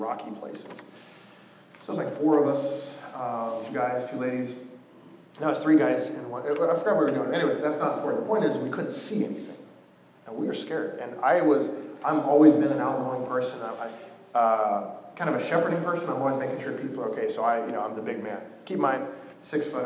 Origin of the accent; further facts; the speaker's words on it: Coos Bay, Oregon, United States; I'm from a town called Coos Bay, Oregon.